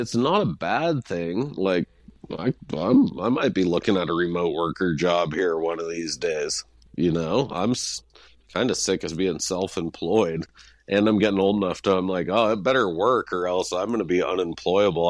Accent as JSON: {"language": "English", "town": "Hailey", "region": "Idaho", "country": "United States", "tie": "born or raised there", "lives_now": "Ketchum, United States", "said": "growing up in Haley, I would never say I was a poor kid"}